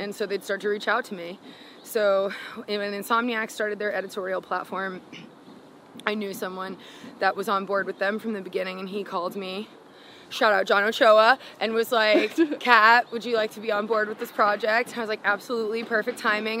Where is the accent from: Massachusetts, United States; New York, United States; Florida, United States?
Florida, United States; South; also born or lived in Gainesville, Florida; I moved from Gainesville back to South Florida